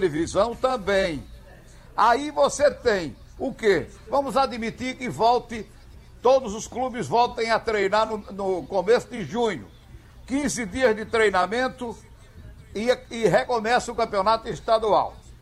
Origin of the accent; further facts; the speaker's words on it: Caruaru, Pernambuco, Brazil; moved away; Bela Caruaru, onde eu nasci há algum tempo atrás.